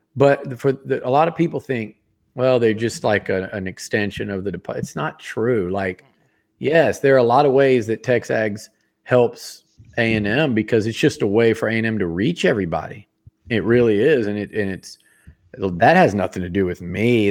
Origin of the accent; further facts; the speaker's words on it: Sugar Land, Texas, United States; also born or lived in Yonkers, New York; I left New York in the rear view when I when I came to Texas because I just I'm Texan and I grew up and just freaking loved it. Sugarland was it was great